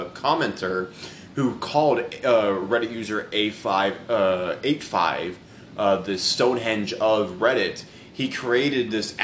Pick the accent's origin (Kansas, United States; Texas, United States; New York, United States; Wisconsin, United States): Texas, United States; also born or lived in California; I'm from Cali and I was raised in Texas